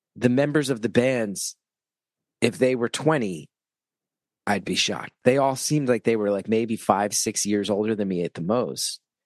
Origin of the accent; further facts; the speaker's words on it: West Orange, New Jersey, United States; I grew up in North Jersey where New York hardcore was a big influence